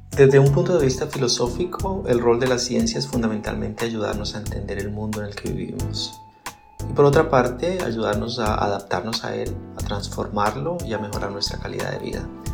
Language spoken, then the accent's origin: Spanish; Colombia; moved away as an adult; also born or lived in Zurich, Switzerland; soy colombiano